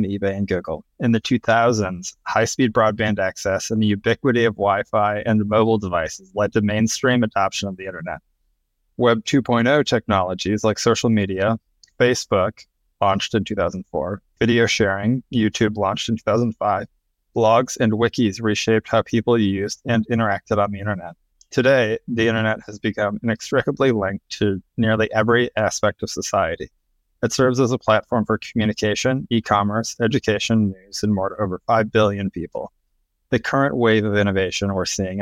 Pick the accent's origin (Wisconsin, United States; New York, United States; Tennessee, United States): Wisconsin, United States; I'm from Wisconsin. It's like farm town, Wisconsin